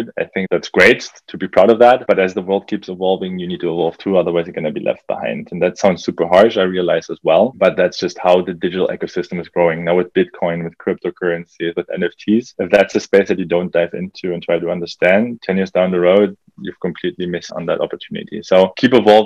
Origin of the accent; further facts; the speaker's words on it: Germany; now in Canada; I grew up in Germany, a country that's well advanced